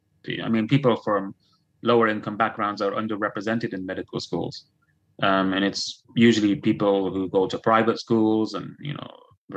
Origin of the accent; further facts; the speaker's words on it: Belfast, Northern Ireland, United Kingdom; born there; even though I'm a British citizen by virtue of being born in Belfast, I was never treated as British.